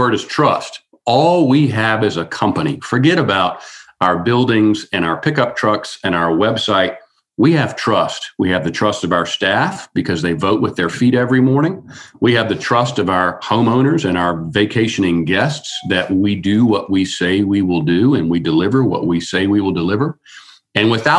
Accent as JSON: {"language": "English", "area": "Outer Banks", "region": "North Carolina", "country": "United States", "tie": "born or raised there", "said": "I grew up here on the Outer Banks"}